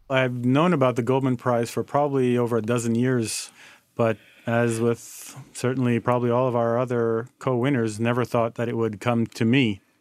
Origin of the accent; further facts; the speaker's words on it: Haiti; moved away as an adult; also born or lived in United States; born and growing up in Haiti